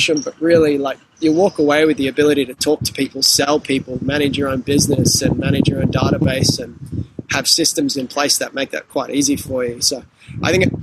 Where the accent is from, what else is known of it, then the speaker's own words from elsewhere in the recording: Sydney, New South Wales, Australia; I grew up on the Northern Beaches in Sydney